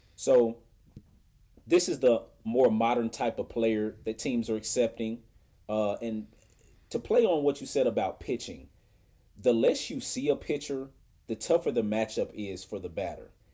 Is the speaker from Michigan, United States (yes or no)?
no; Indianapolis, Indiana, United States; my hometown when I was a kid